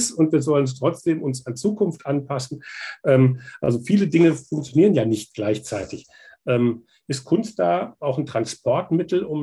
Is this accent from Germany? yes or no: yes; Kassel, Hesse, Germany; also ich komme ursprünglich aus Kassel